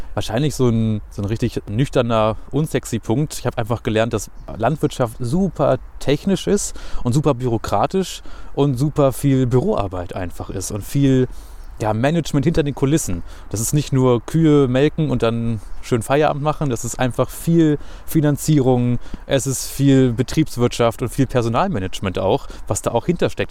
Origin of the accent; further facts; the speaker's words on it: Hanover, Lower Saxony, Germany; ich bin in Hannover geboren, habe nie woanders gewohnt